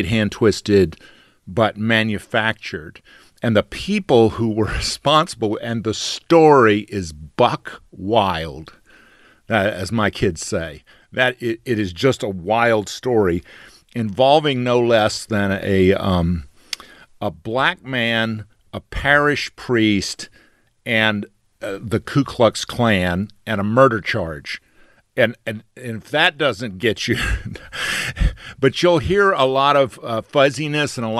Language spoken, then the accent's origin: English; Albany, Georgia, United States; moved away; I was in my hometown of Albany, Georgia